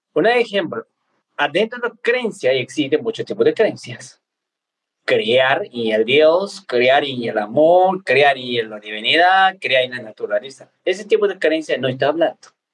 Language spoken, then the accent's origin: Spanish; Nepal; moved away; a mí me tocó nacer en Nepal, en la Himalaya, cerca de Mount Everest. Y bueno, pues eh, yo puedo decir que soy nepalés tibetano